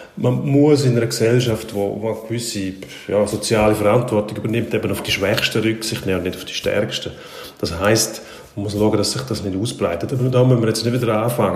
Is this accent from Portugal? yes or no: no; Switzerland; bei uns in der Schweiz